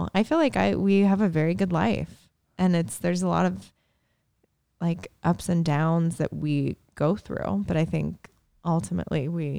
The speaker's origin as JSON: {"language": "English", "region": "Indiana", "country": "United States", "tie": "born or raised there", "said": "the Midwest Conference that I, obviously growing up in Indiana, was just smack dab in the middle of."}